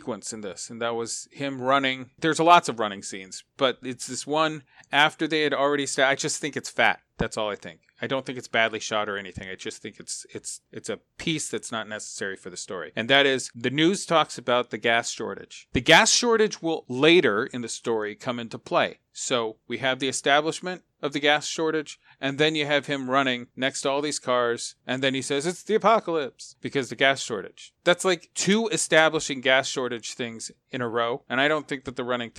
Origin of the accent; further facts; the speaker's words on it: Southern California, United States; when I was growing up in Southern California, I went to a private school.